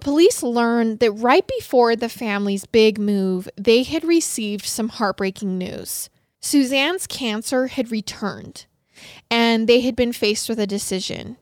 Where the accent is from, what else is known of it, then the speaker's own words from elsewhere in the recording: Idaho, United States; Growing up in Idaho